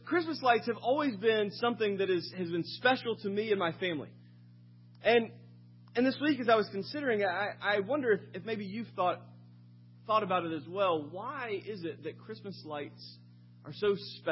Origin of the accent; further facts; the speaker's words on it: Sumter, South Carolina, United States; moved away; As a child, I grew up in Sumter, South Carolina for a number of early years.